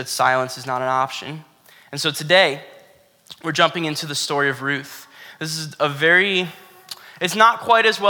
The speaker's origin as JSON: {"language": "English", "region": "Florida", "country": "United States", "tie": "born or raised there", "said": "I grew up in Florida"}